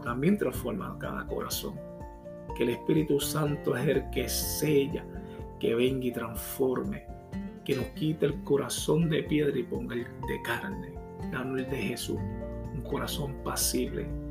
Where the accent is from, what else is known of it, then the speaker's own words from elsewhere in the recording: Puerto Rico; yo soy puertorriqueño